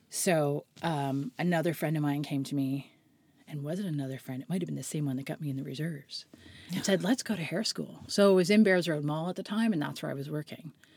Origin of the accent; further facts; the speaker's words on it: Halifax, Nova Scotia, Canada; also born or lived in White's Lake / Prospect Bay; I grew up in Halifax on the outskirts, sort of halfway between Halifax and Peggy's Cove.